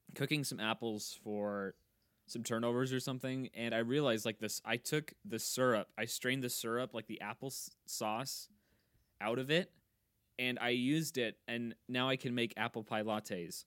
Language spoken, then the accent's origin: English; Kansas, United States; now in LeRoy, United States; I am f, originally from Kansas, but I live in Leroy, Minnesota